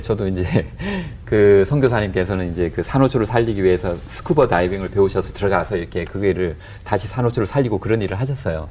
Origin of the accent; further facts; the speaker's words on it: South Korea; now in Australia; 제가 한국 사람인데